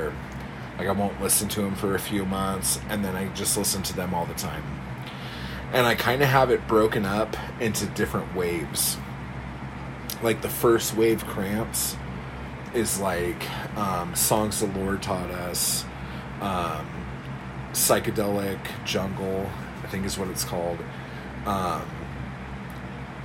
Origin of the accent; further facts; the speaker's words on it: United States; being American